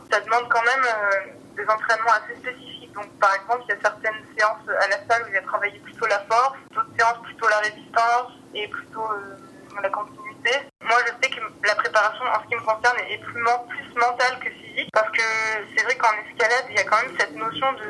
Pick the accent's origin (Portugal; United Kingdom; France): France; Grenoble, Auvergne-Rhône-Alpes; je suis originaire de la région de Grenoble